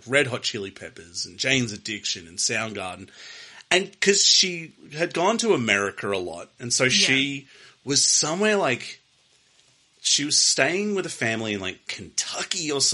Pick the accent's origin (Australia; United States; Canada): Australia; As an Australian